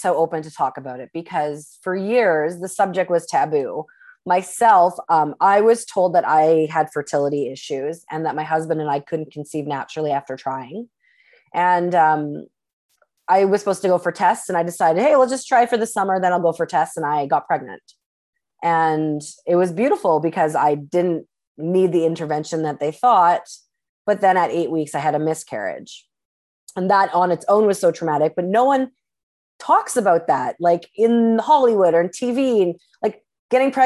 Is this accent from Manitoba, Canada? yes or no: yes; Winnipeg, Manitoba, Canada; moved away; I'm from Winnipeg. I don't live here anymore